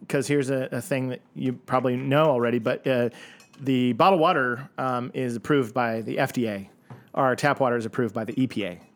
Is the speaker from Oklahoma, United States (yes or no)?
yes; Oklahoma, United States; I'm from Oklahoma